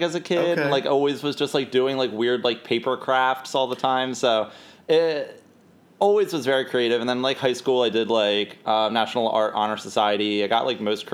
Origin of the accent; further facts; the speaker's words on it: Pitman, New Jersey, United States; now in Philadelphia, United States; I'm from Pittman, New Jersey. It's right outside of Rowan University